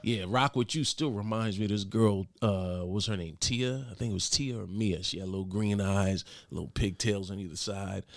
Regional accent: New York City, New York, United States; also born or lived in Mount Vernon, New York; Grew up in, uh, the Bronx, born in the Bronx, raised Mount Vernon, New York

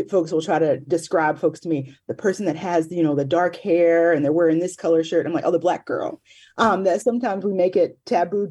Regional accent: the South, United States; moved away; I grew up in the South

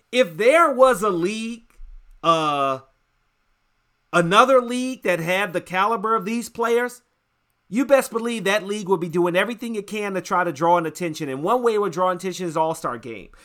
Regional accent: United States; I'm American

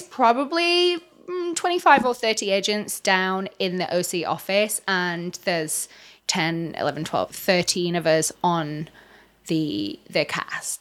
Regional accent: England, United Kingdom; moved away as an adult; also born or lived in Los Angeles, United States; now in Orange County, United States; Obviously, I'm not American. Uh, I'm English. I came over to L A twelve years ago.

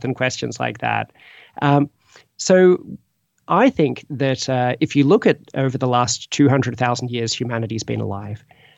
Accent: Australia; now in Oxford, United Kingdom; I'm originally from Australia

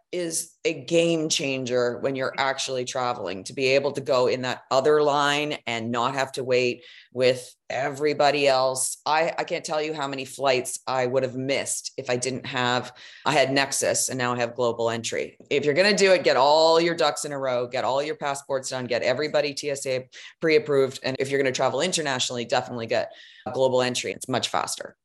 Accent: Canada; now in Texas, United States; I'm Canadian that lives in Texas

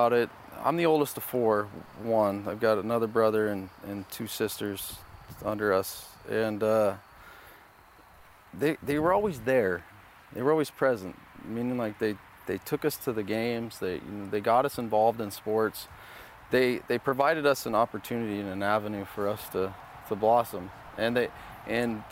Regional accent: Southern California, United States; growing up in Southern California

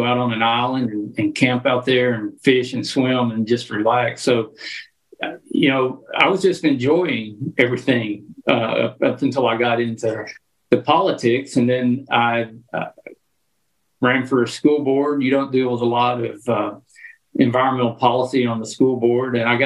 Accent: Arkansas, United States; growing up in Arkansas

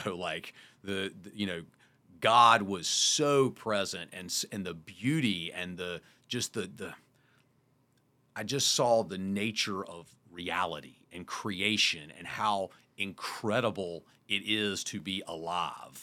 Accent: Wrightsville Beach, North Carolina, United States; moved away; also born or lived in Park City; I grew up in Wrightsville Beach, North Carolina with sand and salt water

